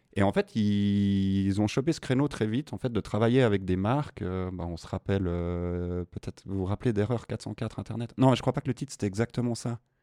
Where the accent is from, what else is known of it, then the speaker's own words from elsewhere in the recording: Morges region, Vaud, Switzerland; Je viens de la région morgienne.